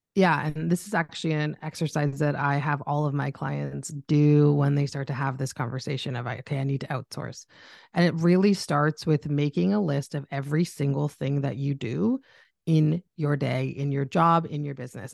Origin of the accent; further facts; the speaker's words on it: Canada; I'm Canadian, if anyone's picked it up in my voice